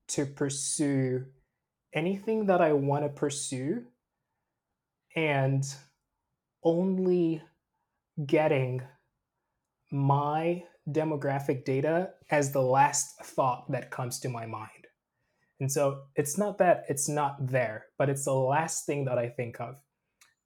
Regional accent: Freetown, Western Area, Sierra Leone; now in Silicon Valley, United States; I am from Freetown, Sierra Leone, which is a small coastal town in West Africa. Born and raised

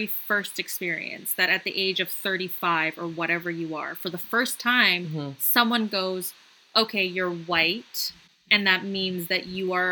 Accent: Canada; also born or lived in Shanghai, China; I'm Canadian. I live in Canada my whole life.

